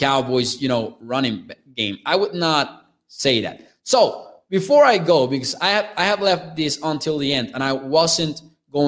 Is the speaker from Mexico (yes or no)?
yes; Mexico; I'm from Mexico